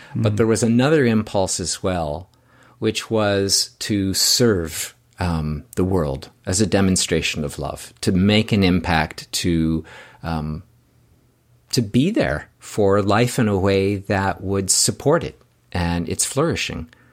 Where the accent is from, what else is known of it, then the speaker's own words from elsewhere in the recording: Canada; I'm from Canada